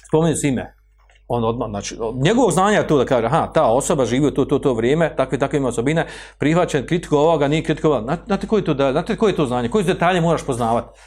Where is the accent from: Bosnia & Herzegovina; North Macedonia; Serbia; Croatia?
Bosnia & Herzegovina